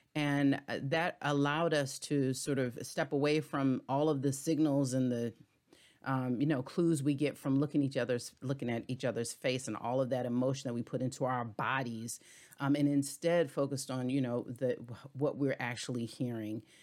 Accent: Hampton Roads, Virginia, United States; moved away; also born or lived in DMV area; I'm originally from Tidewater area, so Hampton Roads, Virginia, a native Virginian.

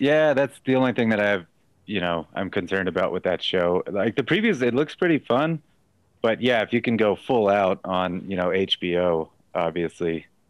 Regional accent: Texas, United States; moved away; also born or lived in Los Angeles; I also am from Texas

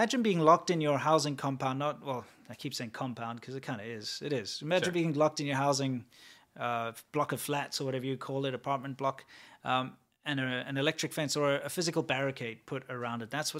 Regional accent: South Africa; also born or lived in China; now in United States; I'm from South Africa.

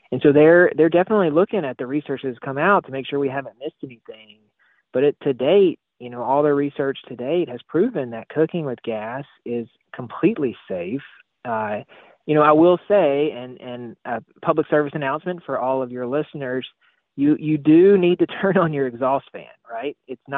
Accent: Mississippi, United States; which I'm from Mississippi. I love butter just as much as the next person.

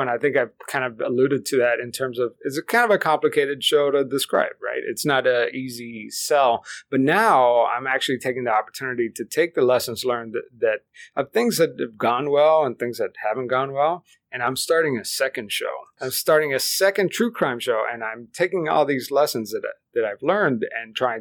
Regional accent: Miami, Florida, United States; first language Spanish; English is a second language; I grew up in South Florida, in Miami, where English is really optional.

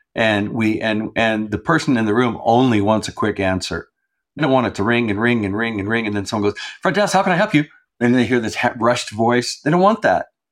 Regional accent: New Mexico, United States; also born or lived in Santa Fe, New Mexico; I'm from New Mexico. I'm here in Santa Fe right now. This is where I've, I've lived all, most of my life

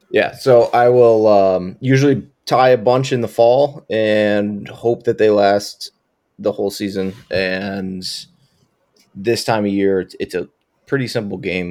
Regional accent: Buffalo, New York, United States; I'm from Buffalo

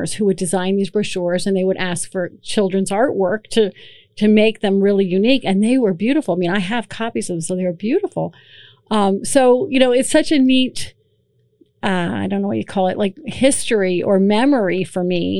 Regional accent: Emmaus, Pennsylvania, United States; now in Allentown, United States; I grew up in Emmaus

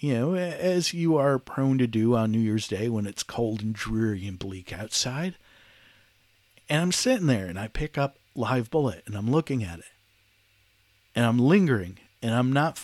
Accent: Detroit, Michigan, United States; moved away as an adult; now in Charlotte, United States; I was born and raised in Detroit

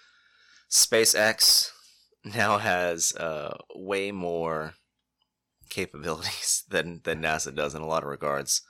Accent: Cape Canaveral, Florida, United States; also born or lived in Titusville, Florida; I grew up in Cape Canaveral

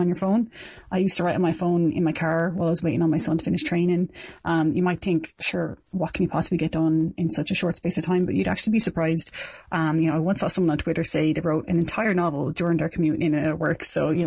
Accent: Dublin, Leinster, Ireland; moved away as an adult; also born or lived in South Kilkenny; now in Kilkenny, Ireland; I'm from Dublin originally, but I've been living in South Kilkenny for 7 years now.

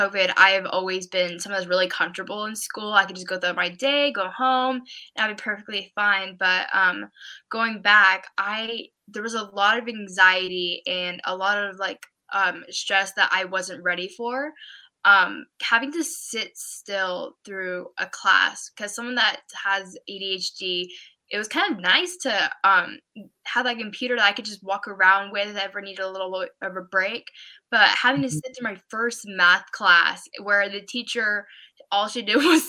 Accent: Oregon, United States; I'm from Oregon.

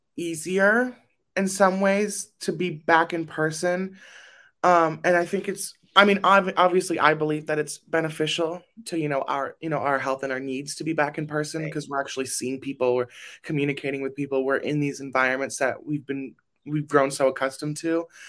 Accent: Burbank, California, United States; I am from Burbank, California

